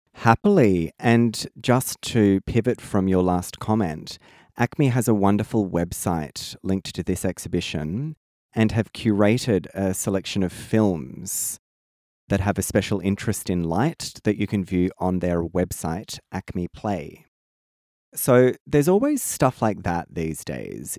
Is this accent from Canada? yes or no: no; Australia; that problem that we have in Australia of historically seeing England as where we come from